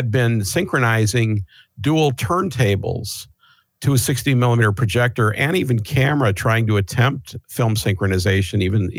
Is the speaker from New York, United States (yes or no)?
no; Chicago, Illinois, United States; now in Seattle, United States; Well, I moved to Seattle in 1979 from Chicago, and I went into percussion as an instrument.